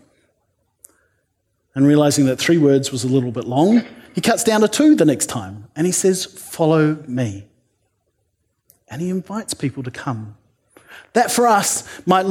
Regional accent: New Zealand; I'm a New Zealander

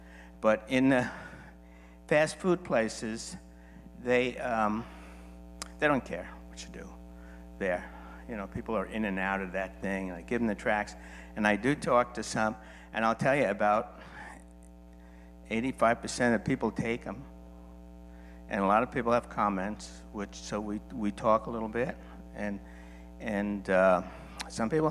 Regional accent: New York, United States; I'm from New York, so I'm used to a lot of people

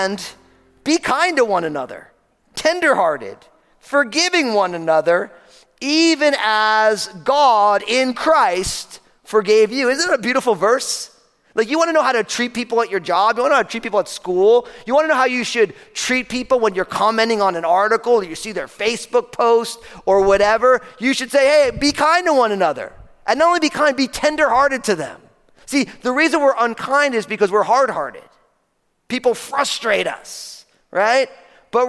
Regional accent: New Jersey, United States; I'm from New Jersey

